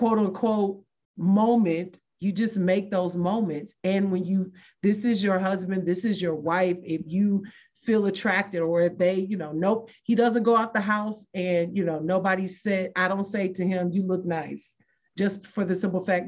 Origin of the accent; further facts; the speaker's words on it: Michigan, United States; moved away; I'm from Michigan. And so I have to go back to Michigan every now and then.